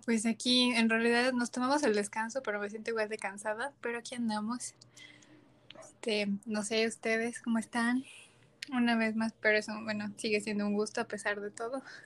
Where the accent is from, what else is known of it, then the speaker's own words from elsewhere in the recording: Mexico; nosotros nosotras como mexicanas